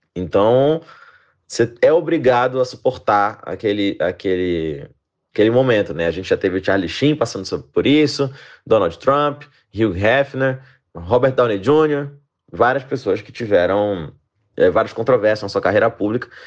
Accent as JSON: {"language": "Portuguese", "town": "Belém", "region": "Pará", "country": "Brazil", "moved": "yes", "said": "saí lá de Belém do Pará e agora faço comédia stand-up pelo Brasil afora"}